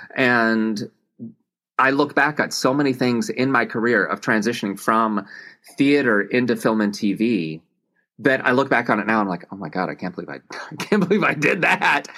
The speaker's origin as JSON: {"language": "English", "region": "Tennessee", "country": "United States", "tie": "born or raised there", "said": "I grew up in Tennessee."}